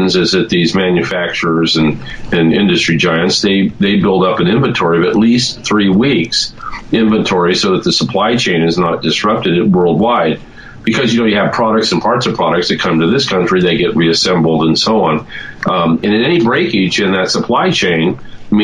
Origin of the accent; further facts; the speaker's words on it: California, United States; I'm speaking as a Californian